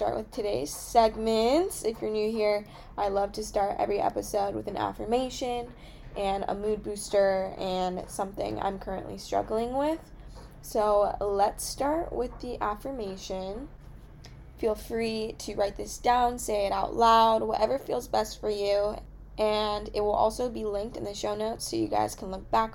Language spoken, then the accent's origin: English; California, United States; I'm from California